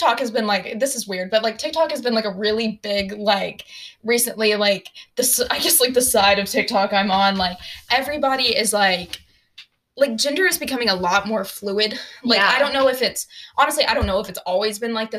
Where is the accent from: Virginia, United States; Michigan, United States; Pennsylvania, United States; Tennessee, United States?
Tennessee, United States; Fayetteville; I grew up in Fayetteville, Tennessee, which has a population of 7,000 people